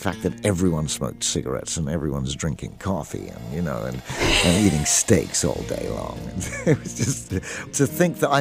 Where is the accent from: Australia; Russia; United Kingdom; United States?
United Kingdom; England; I grew up in England, in the country there